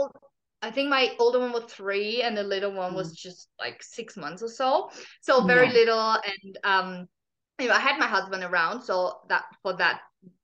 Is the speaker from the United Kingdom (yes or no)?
no; Germany; moved away as an adult; also born or lived in Australia; I'm originally from Germany